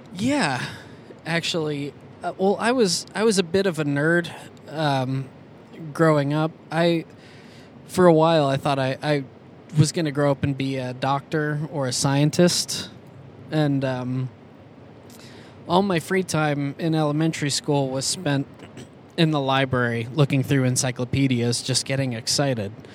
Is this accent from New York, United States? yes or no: yes; Schenectady, New York, United States; I was born in Schenectady, New York, in okay. 1985